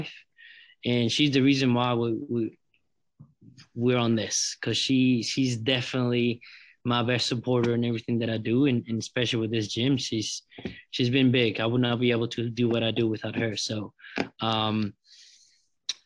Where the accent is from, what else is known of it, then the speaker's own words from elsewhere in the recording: San Jose, Costa Rica; moved away as an adult; also born or lived in Tennessee; I'm from Costa Rica, the capital, San Jose.